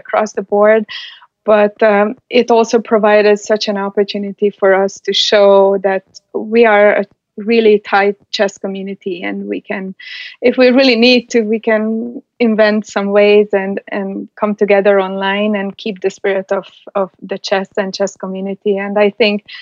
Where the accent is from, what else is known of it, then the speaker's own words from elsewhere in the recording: Hungary; moved away; I'm from Hungary. So we basically live and breathe chess. So from being raised in Hungary